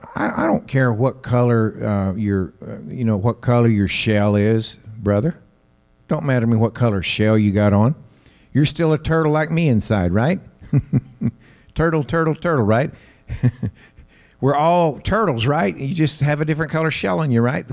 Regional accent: the South, United States; I have family because I'm from the South

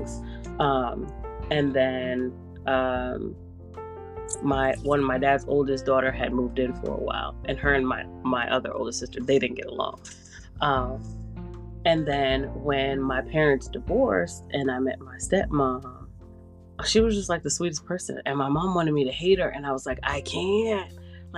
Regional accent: New York City, New York, United States; I'm from New York. I lived in the Bronx

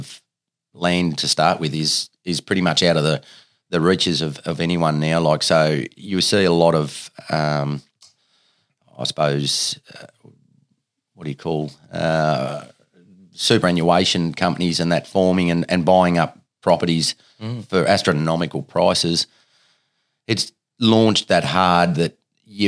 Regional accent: Riana, Tasmania, Australia; also born or lived in Penguin, Tasmania; I grew up in Ryanna for the first 12 years of my life.

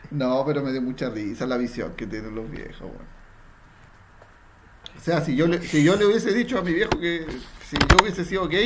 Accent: Iquique, Tarapacá, Chile

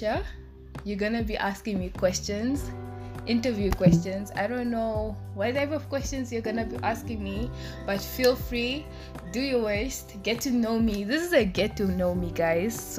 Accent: Windhoek, Khomas, Namibia; also born or lived in northern Namibia; I'm born in Windhoek, but like I originate from like the north.

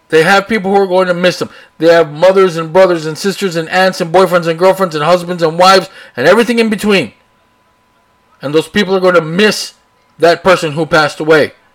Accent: Brownsville, Texas, United States; also born or lived in Austin, Texas / San Antonio, Texas; I live here, born here, raised here.

